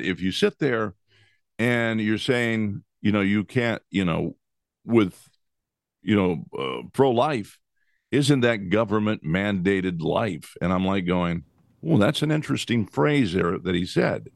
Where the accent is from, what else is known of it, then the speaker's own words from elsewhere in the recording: United States; we as American citizens